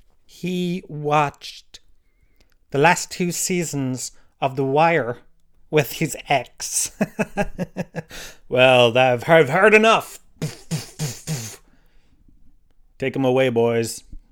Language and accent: English; Tralee, Munster, Ireland; I grew up in the Gallows Field, Tralee